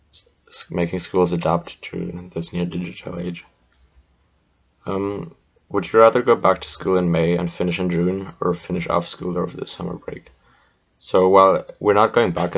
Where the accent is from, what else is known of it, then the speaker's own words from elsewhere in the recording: Germany; moved away; my home country of Germany, where our schools were still in the Middle Ages